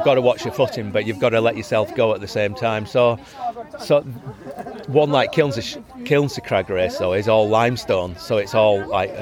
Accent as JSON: {"language": "English", "town": "Grassington", "region": "Yorkshire and the Humber", "country": "United Kingdom", "tie": "born or raised there", "also_born_or_lived": "Hawkswick", "said": "I've always lived in the Yorkshire Dales. I'm from Grassington originally."}